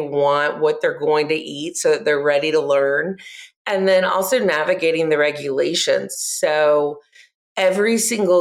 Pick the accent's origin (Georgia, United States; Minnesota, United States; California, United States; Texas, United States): Georgia, United States; Gwinnett County; I grew up in Gwinnett County